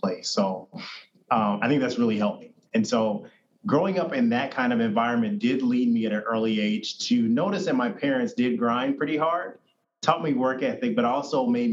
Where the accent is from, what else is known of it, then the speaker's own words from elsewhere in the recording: Indiana, United States; I grew up in Indiana, mostly